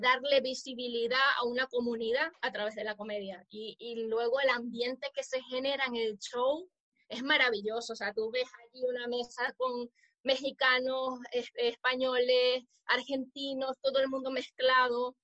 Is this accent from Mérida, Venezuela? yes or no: no; Zulia, Venezuela; now in Spain; la mm. zona de donde somos, que se llama el Zulia